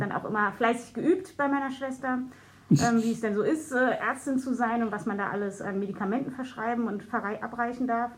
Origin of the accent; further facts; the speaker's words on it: Berlin, Germany; ich habe als Kind im Jungfernstieg gewohnt